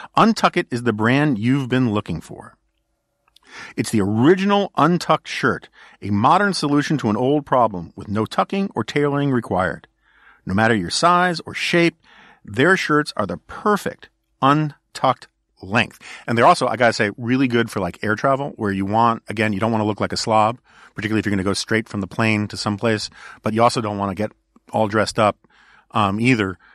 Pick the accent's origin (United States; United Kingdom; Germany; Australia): United States; New York City, New York; now in Washington, D.C., United States; I grew up in New York City.